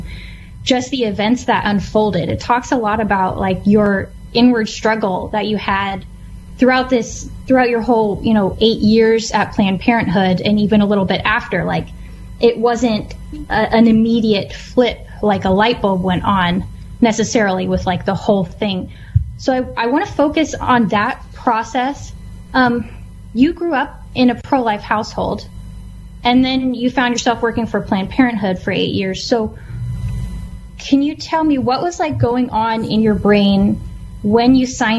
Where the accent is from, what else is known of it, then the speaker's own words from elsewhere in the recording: West Coast, United States; a mother and cultural commentator born and raised on the West Coast